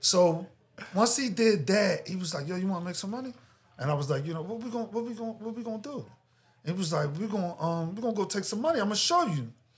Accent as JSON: {"language": "English", "town": "Philadelphia", "region": "Pennsylvania", "country": "United States", "tie": "born or raised there", "said": "I grew up in Philadelphia"}